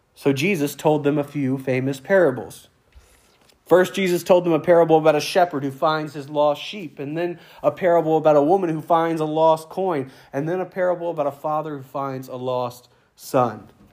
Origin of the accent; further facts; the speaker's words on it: United States; now in Brant Lake, United States; I'm an American. I'm proud to be an American.